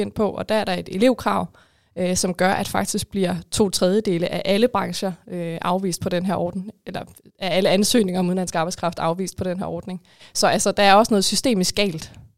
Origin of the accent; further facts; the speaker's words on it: Denmark; som danskere